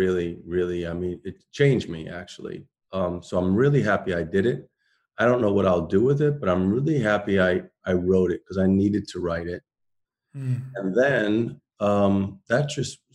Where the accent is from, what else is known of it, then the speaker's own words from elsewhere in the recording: Waterbury, Connecticut, United States; also born or lived in Greenwich Village, New York; I grew up in Waterbury, Connecticut with my grandmother, and also in Greenwich Village with my dad